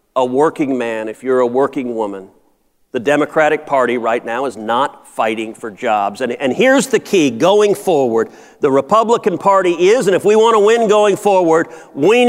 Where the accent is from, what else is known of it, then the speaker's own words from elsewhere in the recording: Houston, Texas, United States; I'm from Houston. Right now today in my hometown of Houston